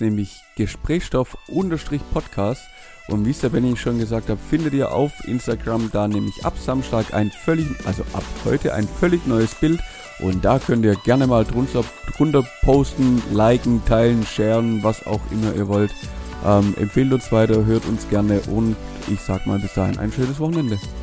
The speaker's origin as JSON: {"language": "German", "country": "Germany", "said": "wir Deutschen"}